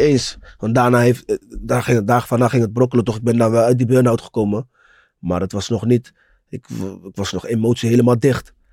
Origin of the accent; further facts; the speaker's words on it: Rotterdam, South Holland, Netherlands; Ik kom uit Rotterdam-West, Mauritsstraat. Broer, ik, ik woonde naast Pauluskerk